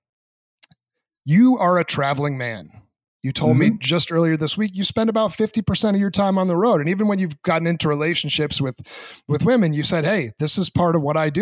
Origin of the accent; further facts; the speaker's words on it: New England, New Hampshire, United States; growing up in New England